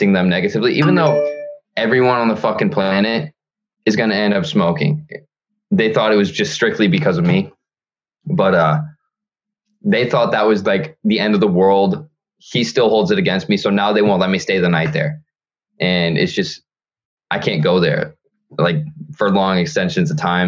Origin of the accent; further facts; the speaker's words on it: near Toledo, Ohio, United States; moved away; my hometown, my super small hometown, which all my friends are